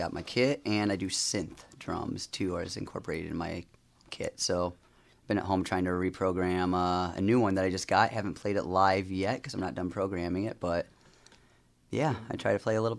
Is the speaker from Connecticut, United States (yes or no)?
no; Chesterton, Indiana, United States; I grew up in Chesterton, Indiana, just over the border a little